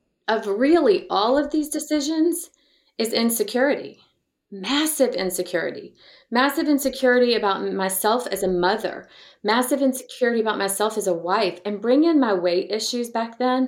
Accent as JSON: {"language": "English", "town": "Montgomery", "region": "Alabama", "country": "United States", "tie": "born or raised there", "moved": "yes", "lives_now": "Dallas, United States", "said": "I was raised in Montgomery, Alabama"}